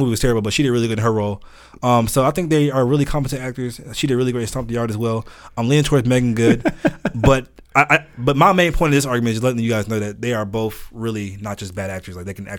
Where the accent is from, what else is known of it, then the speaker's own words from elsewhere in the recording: Douglasville, Georgia, United States; I'm from Deville. Hey, I'm from Douglasville.